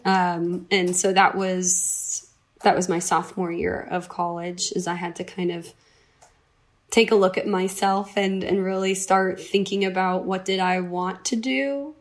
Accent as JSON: {"language": "English", "region": "upstate New York", "country": "United States", "tie": "born or raised there", "also_born_or_lived": "Vermont", "moved": "as an adult", "lives_now": "California, United States", "said": "I'm originally from the East Coast. I grew up in upstate New York"}